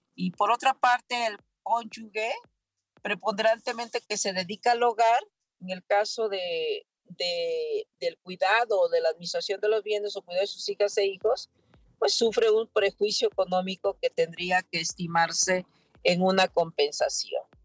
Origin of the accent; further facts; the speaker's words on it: Mexico; nosotros como mexicanas y mexicanos